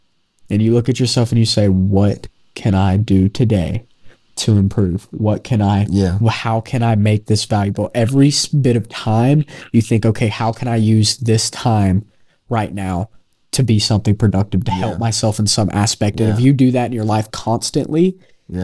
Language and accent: English; North Carolina, United States; We're from North Carolina.